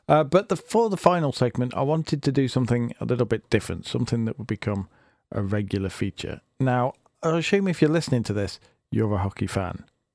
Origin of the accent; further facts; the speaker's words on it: United Kingdom; now it's time for me to look close to home here in my home country of Britain